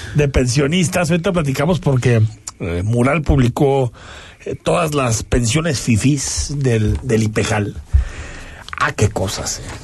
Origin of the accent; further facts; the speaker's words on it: Mexico; como mexicanos